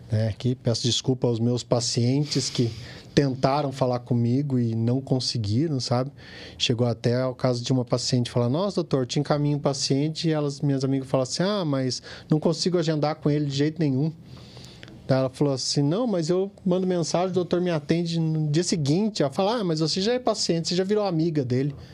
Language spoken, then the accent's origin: Portuguese; Pindamonhangaba, São Paulo, Brazil; born there; Sou nascido em Pindamonhangaba, fiz faculdade em Taubaté